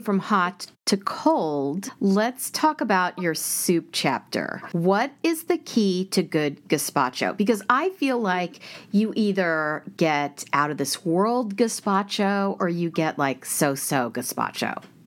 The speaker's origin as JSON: {"language": "English", "town": "Prairie Village", "region": "Kansas", "country": "United States", "tie": "born or raised there", "said": "we are from the same hometown"}